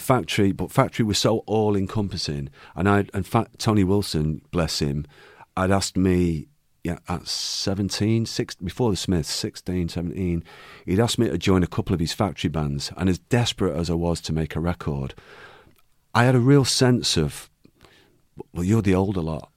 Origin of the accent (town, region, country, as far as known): Manchester, North West England, United Kingdom; born or raised there